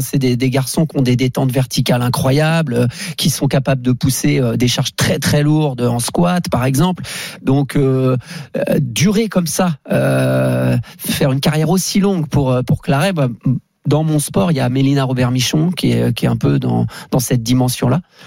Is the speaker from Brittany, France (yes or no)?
yes; Brittany, France; je viens de la Bretagne